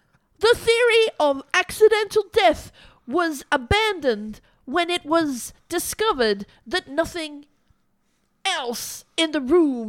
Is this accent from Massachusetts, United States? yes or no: yes; Boston, Massachusetts, United States; I'm from Boston.